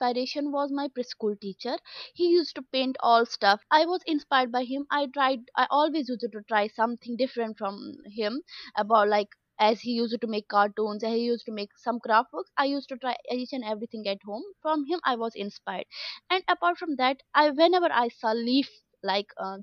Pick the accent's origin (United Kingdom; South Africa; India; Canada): India; Jammu and Kashmir; moved away; also born or lived in Dhaka; I'm from Kashmir.